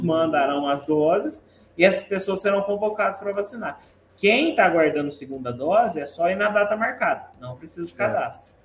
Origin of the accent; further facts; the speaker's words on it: Guaranésia, Minas Gerais, Brazil; ser filho e membro dessa terra